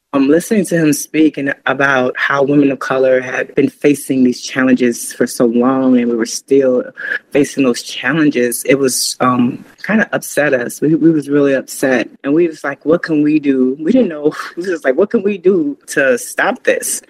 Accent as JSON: {"language": "English", "town": "Chicago", "region": "Illinois", "country": "United States", "tie": "born or raised there", "also_born_or_lived": "Florida", "moved": "yes", "lives_now": "Asheville, United States", "said": "I was originally born and, and half raised, I say half raised in Chicago, Illinois."}